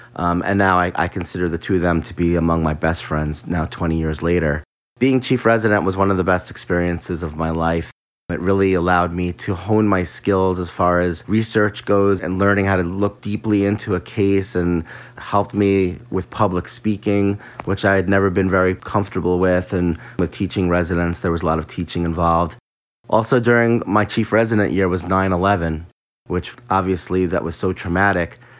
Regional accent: Long Island, New York, United States; moved away as an adult; also born or lived in Midwest; I was from Long Island. It was close to home.

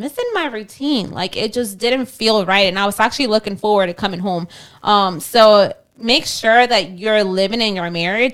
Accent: Kenner, Louisiana, United States; also born or lived in Mexico; we literally lived on the same street

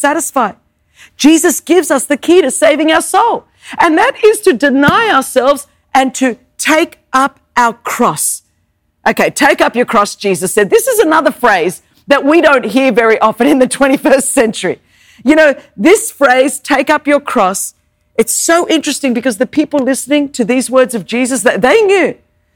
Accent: Sydney, New South Wales, Australia; first language Greek; English is a second language; now in United States; I grew up in Sydney, Australia

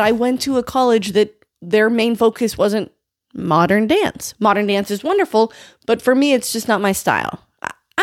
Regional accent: North Dakota, United States; moved away as an adult; also born or lived in Oklahoma City, Oklahoma; I came from North Dakota

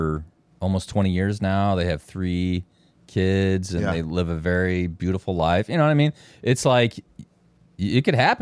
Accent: Chicago, Illinois, United States; Okay, so, like, I'm from Chicagoland, so, like, when I'm talking about clubbing, it was in like, downtown Chicago suburbs

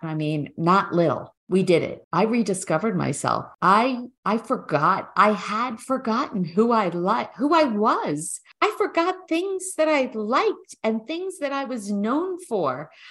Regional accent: New York, United States; moved away as an adult; now in New Jersey, United States; We're originally from New York

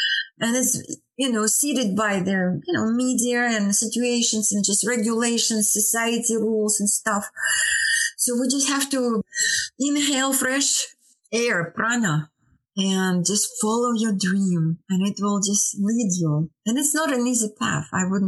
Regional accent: India; English is a second language; moved away; So that I came from India. Yeah, it was 2005.

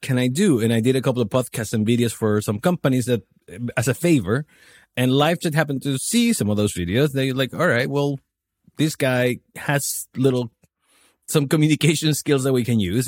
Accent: Chile; moved away as an adult; also born or lived in New Zealand / Australia / Miami; now in Poland; I'm, I'm from Chile. I left the country when I was twenty

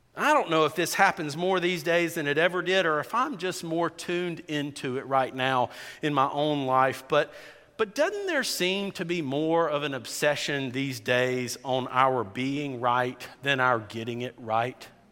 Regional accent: South Georgia, United States; I grew up in South Georgia, in rural South Georgia.

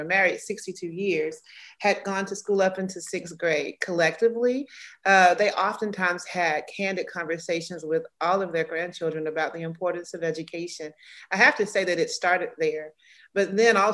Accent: Georgia, United States; moved away as an adult; also born or lived in Birmingham, Alabama; now in Atlanta, United States; I'm born and raised in Georgia

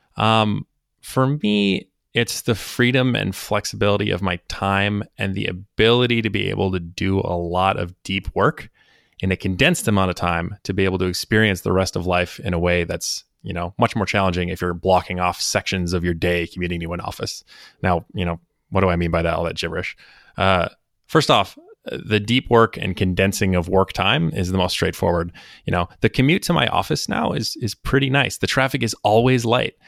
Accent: Minneapolis, Minnesota, United States; moved away as an adult; also born or lived in East Coast, United States; originally from the Minneapolis, Saint Paul metro area in Minnesota.

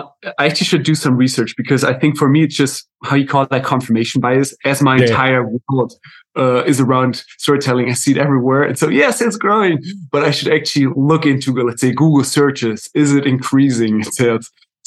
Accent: Germany; English is a second language; moved away as an adult; also born or lived in South America / United States; now in Netherlands; I'm right now in the Netherlands, but my accent is a little bit all over because I'm German actually myself. And I've lived a few years in South America, a few years in the US, and now in the Netherlands for the last few years.

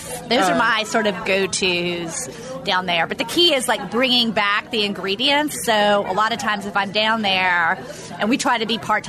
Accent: New Orleans, Louisiana, United States; moved away; Growing up in New Orleans, we had like Cajun recipes everywhere.

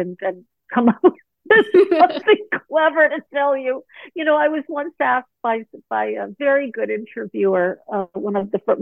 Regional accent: Malibu, California, United States; moved away as an adult; also born or lived in Pacific Northwest; I grew up in Malibu Colony in the late 60s, early 70s

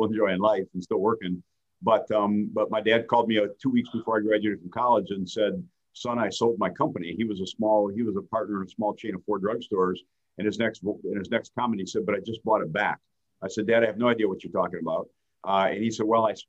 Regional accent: Fenton, Michigan, United States; also born or lived in Davison, Michigan; I grew up in Fenton, Lake Fenton schools, kind of a country boy a little bit, you know, living on the lakes out in the Fenton area.

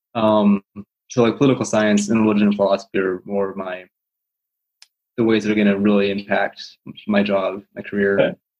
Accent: Colorado, United States; also born or lived in Des Moines, Iowa; I was born in Des Moines, but when I was two, I moved out to Colorado

